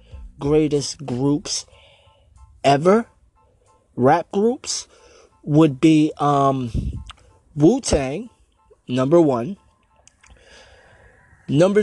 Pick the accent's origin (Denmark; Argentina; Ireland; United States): United States; I'm from Jersey, New York, Staten Island, basically right there